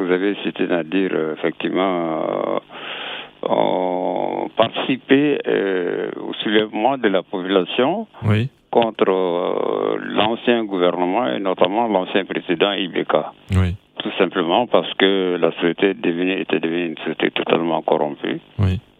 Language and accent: French; Mali; je suis malien.